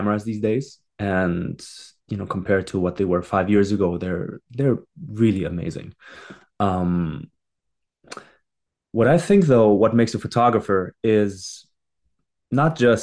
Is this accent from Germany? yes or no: yes; Germany; moved away as an adult; now in Montreal, Canada; I was born and raised in Germany and did my high school there